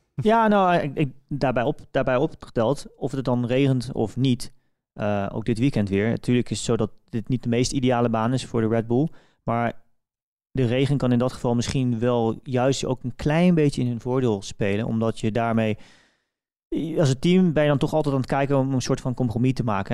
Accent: Velp, Gelderland, Netherlands; ik ben natuurlijk opgegroeid in Velp

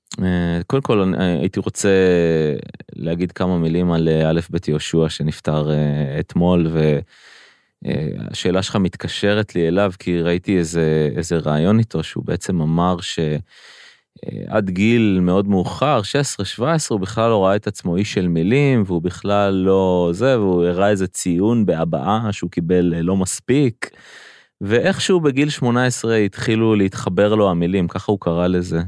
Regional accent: Rishon LeZion, Central District, Israel; אני גדלתי בראשון לציון

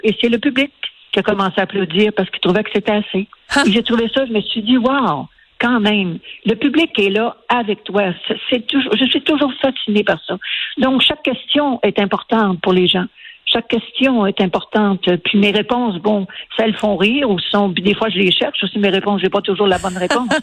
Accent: Quebec, Canada; je suis fière d'être québécoise.

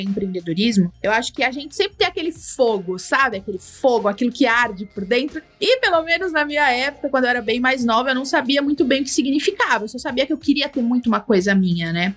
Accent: Mogi das Cruzes, São Paulo, Brazil; sou natural de Mogi das Cruzes

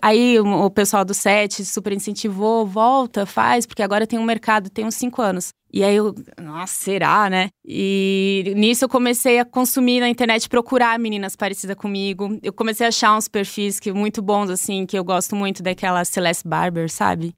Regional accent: Blumenau, Santa Catarina, Brazil; eu sou de Blumenau. Blumenau, Santa Catarina

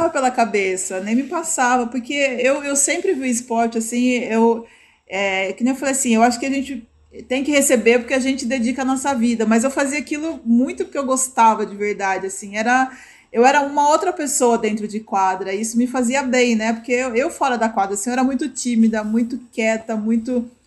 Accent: São Paulo, Brazil; É, eu, eu sou da, da zona norte de São Paulo

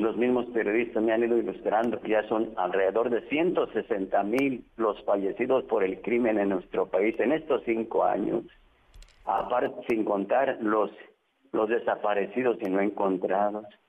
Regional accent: Mexico

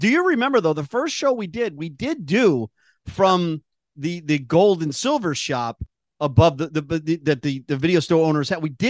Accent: New York, United States

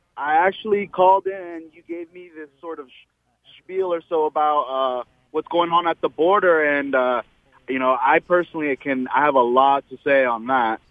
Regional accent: United States; I was born here. I was born in the States

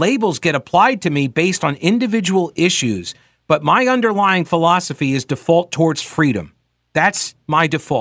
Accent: New York, United States; moved away; I grew up in New York in a Catholic church, and there were a lot of Italians around

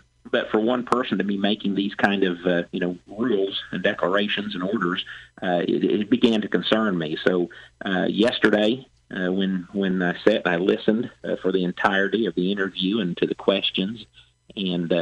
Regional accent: Louisville, Illinois, United States; my hometown is Louisville. That's where my office is at. It's Southeast Illinois

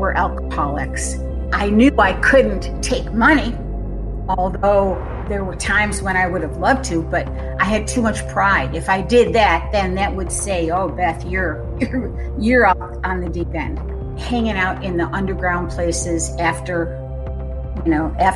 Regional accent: Western New York, United States; I was born and raised in Western New York, right on Lake Erie

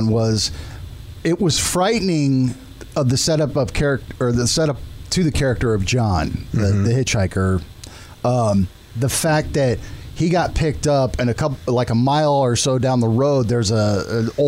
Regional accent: San Diego, California, United States; my hometown of San Diego

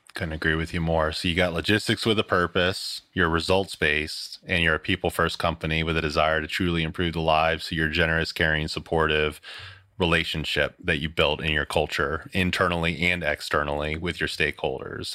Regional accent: Philadelphia, Pennsylvania, United States; I'm a Philly guy. I grew up outside of Philly in the Northwest suburbs

